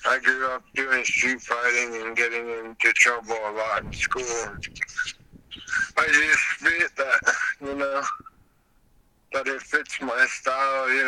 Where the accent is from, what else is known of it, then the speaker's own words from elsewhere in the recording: Albuquerque, New Mexico, United States; I'm from Albuquerque.